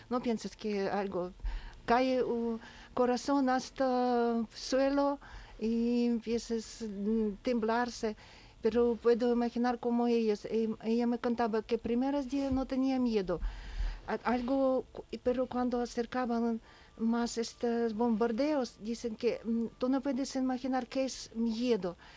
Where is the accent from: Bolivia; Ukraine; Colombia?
Ukraine; Spanish is a second language; now in Seville, Spain; en mi ciudad